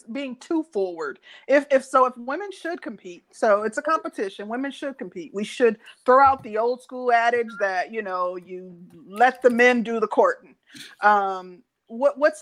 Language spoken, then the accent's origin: English; Midwest, United States; I'm from the Midwest.